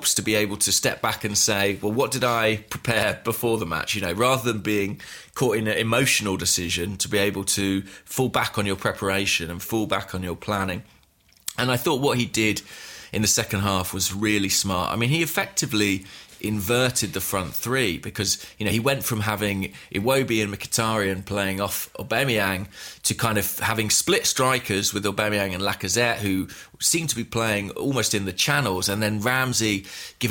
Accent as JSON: {"language": "English", "region": "England", "country": "United Kingdom", "said": "I'm English"}